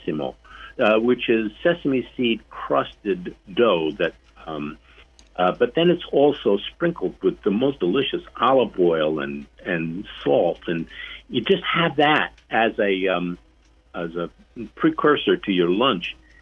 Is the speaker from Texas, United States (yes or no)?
no; New York City, New York, United States; we grew up in Brooklyn, in our little neighborhood